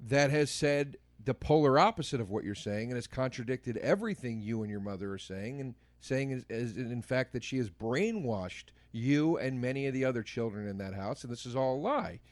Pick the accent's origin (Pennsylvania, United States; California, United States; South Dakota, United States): Pennsylvania, United States; Montgomery County; Montgomery County, where I grew up, the courthou-, my hometown courthouse